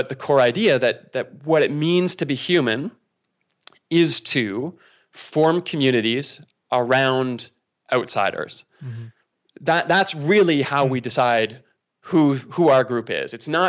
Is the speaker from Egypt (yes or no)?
no; Toronto, Ontario, Canada; now in Calgary, Canada; I'm from Toronto, right? So you got Calgary Flames fans here where I'm from, and you got Toronto Maple Leafs fans where I was from